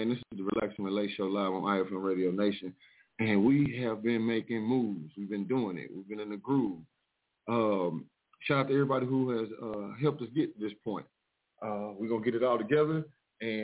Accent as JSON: {"language": "English", "town": "Mineola", "region": "Texas", "country": "United States", "also_born_or_lived": "Dallas", "moved": "as an adult", "said": "I am from Mineola, Texas"}